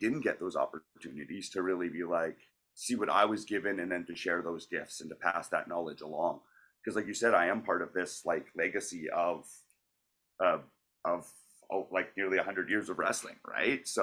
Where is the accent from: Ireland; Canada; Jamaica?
Canada; Calgary, Alberta; moved away as an adult; now in Vancouver, Canada; I was originally from Calgary and I trained there, and I was there for 10 years